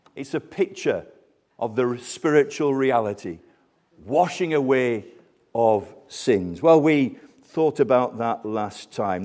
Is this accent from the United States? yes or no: no; Colne, North West England, United Kingdom; I was born in Colne, Lancashire, near the famous footballing town of, of Burnley.